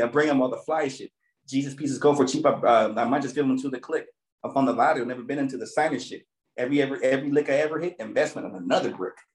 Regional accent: Torrance, California, United States; I'm from Eastside Torrance

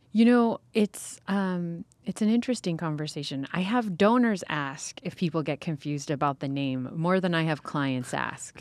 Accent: California, United States; I grew up in California

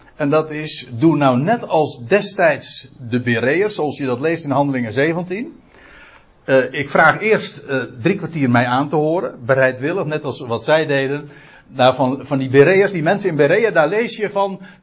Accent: Aalsmeer, North Holland, Netherlands; moved away as an adult; now in Katwijk, Netherlands; Ik ben een Aalsmeerder

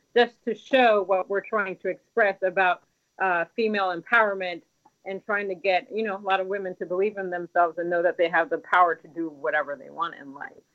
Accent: Washington, District of Columbia, United States; I was born in America in Washington D.C., but my my parents were born in Haiti

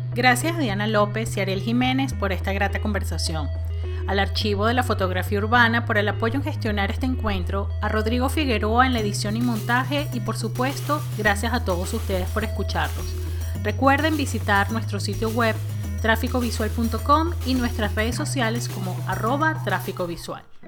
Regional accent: Venezuela; de nuestro patrimonio como, como venezolanos

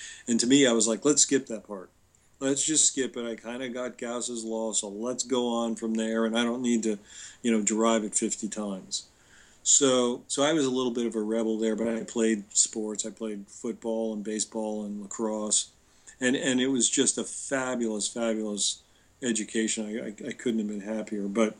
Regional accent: New Jersey, United States; I grew up in New Jersey

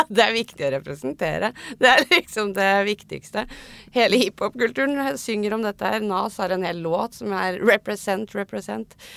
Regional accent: Oslo, Norway; Jeg er riktignok fra Tøyen og vokste opp med mye norsk-pakistanere

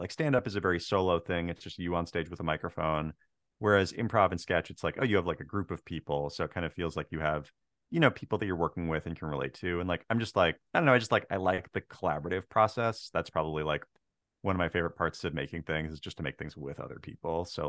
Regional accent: Marysville, Washington, United States; And I grew up like on the Tulalip Res and then kind of just like across the railroad tracks in Marysville.

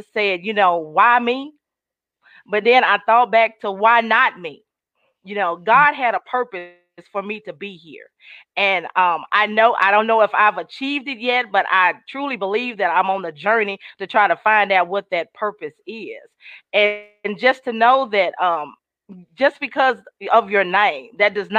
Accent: Sherwood, Arkansas, United States; I am actually from Arkansas, Sherwood, Arkansas, to be exact.

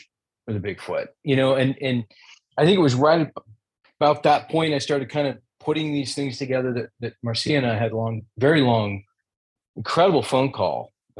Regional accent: Pacific Northwest, United States; growing up in the Pacific Northwest

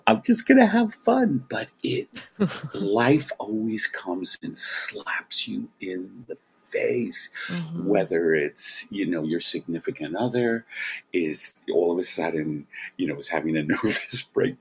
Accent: New York, United States; I was raised in Brooklyn.

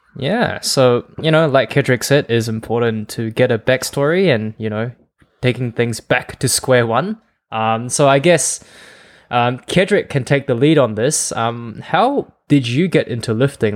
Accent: Malaysia; moved away as an adult; also born or lived in Adelaide, Australia; I was born in Malaysia, but I moved out of Malaysia, and I was basically a student in Australia, um, Adelaide.

